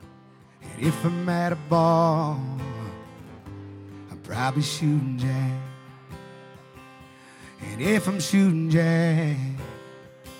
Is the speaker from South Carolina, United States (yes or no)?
yes; Charleston, South Carolina, United States; moved away as an adult; now in Nashville, United States; I'm from Charleston, South Carolina. Been living here for about a year and a half now.